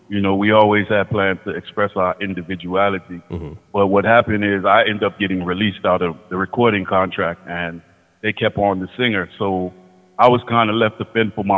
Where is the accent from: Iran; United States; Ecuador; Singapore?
United States; Washington, District of Columbia; So I'm originally from Washington, D.C. But all my family and all my parents, my mother and my father are from Kingston, Jamaica